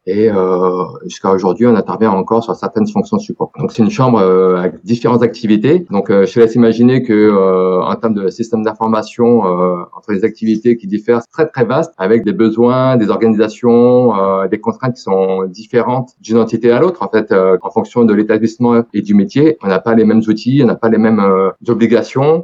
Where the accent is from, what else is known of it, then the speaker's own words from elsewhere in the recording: Périgueux, Nouvelle-Aquitaine, France; j'ai 44 ans, je suis euh, de Périgueux depuis pas mal d'années, à peu près 38 ans